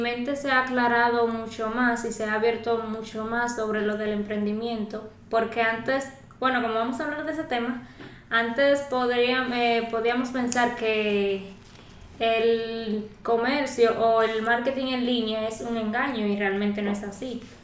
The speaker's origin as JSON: {"language": "Spanish", "country": "Dominican Republic", "said": "soy de República Dominicana, tengo 20 años de edad"}